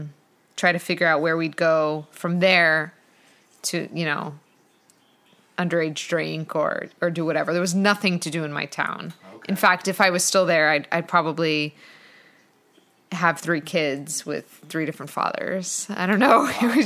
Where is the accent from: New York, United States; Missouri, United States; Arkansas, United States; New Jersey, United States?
New Jersey, United States; Blairstown; I'm actually from the country and I had cows in my backyard. We had acres and acres of land that I grew up on